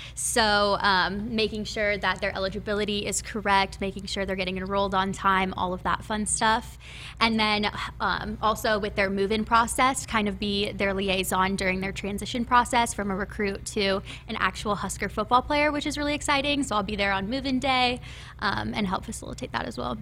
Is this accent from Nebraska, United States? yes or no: yes; Elkhorn, Nebraska, United States; also born or lived in Florida; I was born and raised in Nebraska, um, originally from Elkhorn, Nebraska